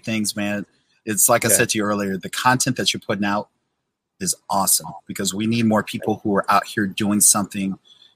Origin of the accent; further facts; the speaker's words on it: St. Louis, Missouri, United States; also born or lived in Indiana / Illinois; Born and raised in St. Louis